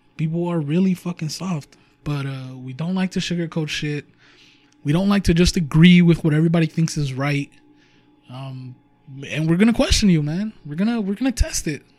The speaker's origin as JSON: {"language": "English", "town": "Huntington Park", "region": "California", "country": "United States", "said": "we are from Huntington Park, California"}